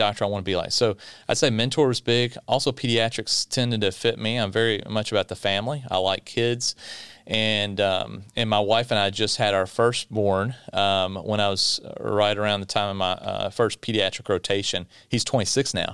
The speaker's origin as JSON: {"language": "English", "town": "Bowling Green", "region": "Kentucky", "country": "United States", "tie": "born or raised there", "said": "I'm from South Central Kentucky in Bowling Green, home of the Corvette. right down the road from Mammoth Cave, longest cave system in the world. Um, so grew up inside of Bowling Green, but just outside in a little bit of rural Kentucky"}